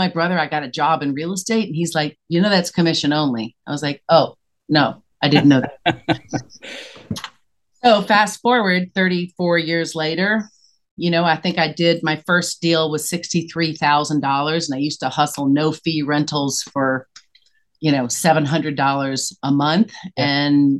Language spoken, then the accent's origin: English; Tennessee, United States; accent: Southern; moved away as an adult; now in New York City, United States; I was born and raised in Tennessee. And I came to New York.